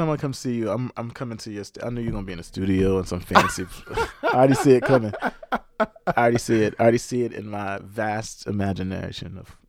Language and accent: English; South Africa; but really covered my life as a South African younger brother growing up.